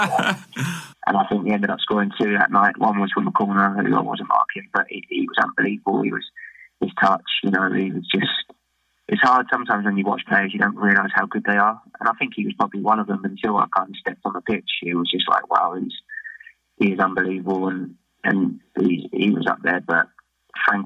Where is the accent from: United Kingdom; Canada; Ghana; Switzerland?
United Kingdom; England; moved away as an adult; now in Australia; as English, English players